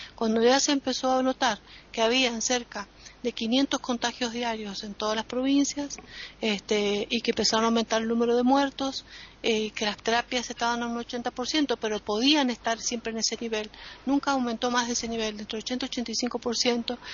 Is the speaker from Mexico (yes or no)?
no; Argentina